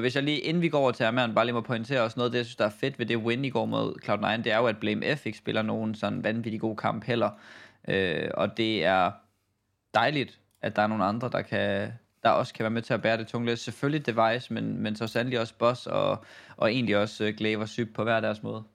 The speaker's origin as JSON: {"language": "Danish", "country": "Denmark", "said": "som dansker"}